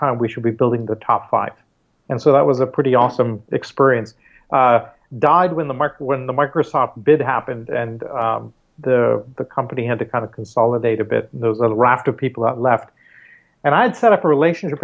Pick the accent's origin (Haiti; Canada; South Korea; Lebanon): Canada; moved away; also born or lived in India / Mumbai, India; Growing up in Canada, and doing my schooling there